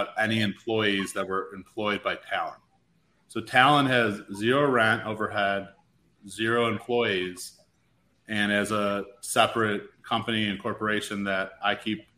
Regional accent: Chicago, Illinois, United States; moved away; I'm from Chicago originally.

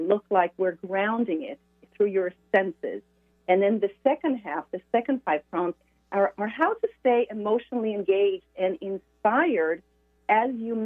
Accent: Israel; moved away as an adult; also born or lived in France / Sweden; now in Sonoma County, California, United States; I was born and raised in Israel

